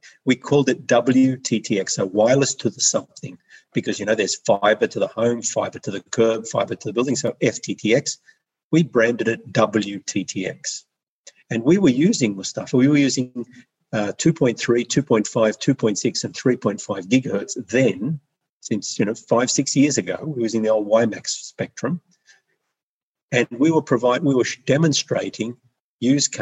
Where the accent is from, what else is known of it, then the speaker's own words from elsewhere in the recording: Australia; moved away; I'm Australian